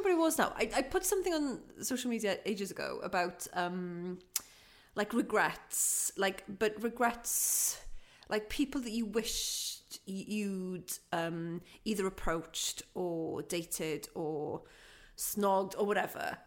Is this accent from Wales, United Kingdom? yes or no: yes; Aberystwyth, Wales, United Kingdom; I'm from Aberystwyth